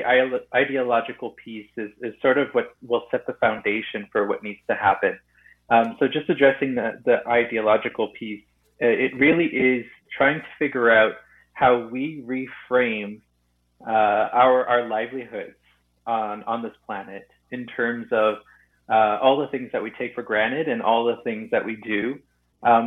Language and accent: English; Sturgeon Lake Cree Nation, Northern Alberta, Canada; I'm from Northern Alberta, Sturgeon Lake Cree Nation in Treaty 8 territory.